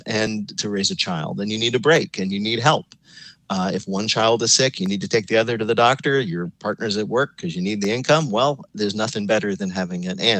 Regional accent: suburban New Jersey, United States; moved away; I grew up in suburban New Jersey

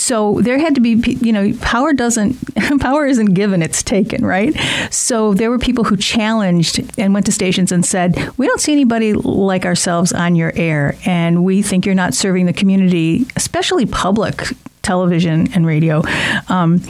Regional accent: Allen Park, Michigan, United States; I grew up in Allen Park

